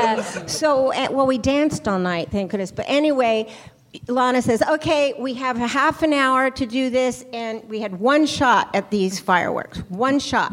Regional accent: Paris, Île-de-France, France; moved away; I grew up in Paris

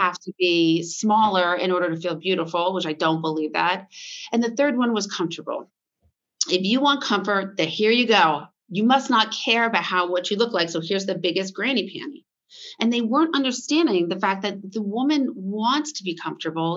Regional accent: Vermont, United States; moved away as an adult; also born or lived in Boston / New York City; I grew up on a farm in Vermont

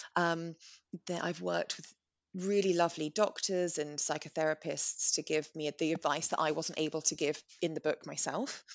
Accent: England, United Kingdom; We're English

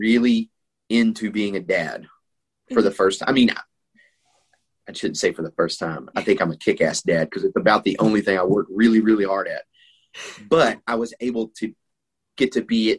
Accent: Texas, United States; I grew up in Texas

